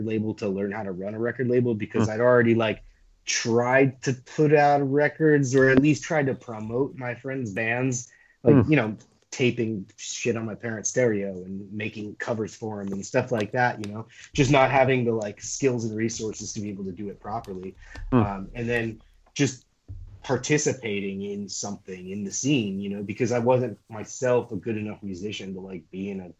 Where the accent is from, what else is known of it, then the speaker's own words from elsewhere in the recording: Boston, Massachusetts, United States; also born or lived in San Diego; now in San Francisco, United States; I grew up in Boston and then lived in San Diego for a while